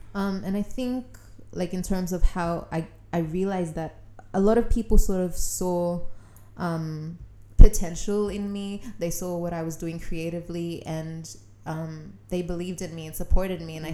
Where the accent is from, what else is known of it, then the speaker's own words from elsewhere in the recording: Sydney, New South Wales, Australia; I grew up in Western Sydney